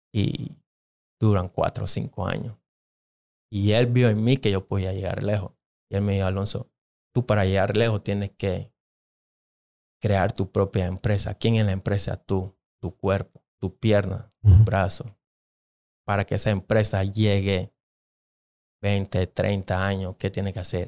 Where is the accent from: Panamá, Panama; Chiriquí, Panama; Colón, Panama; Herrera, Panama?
Panamá, Panama; Panama City, Panama; first language English (Jamaican Patois); Spanish is a second language; moved away as an adult; now in United States; yo nací en la capital